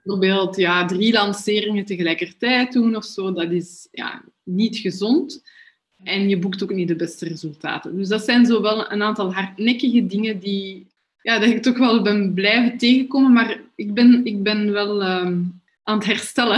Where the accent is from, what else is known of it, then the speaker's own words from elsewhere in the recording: Brussels, Brussels-Capital Region, Belgium; ik kom ook echt van Brussel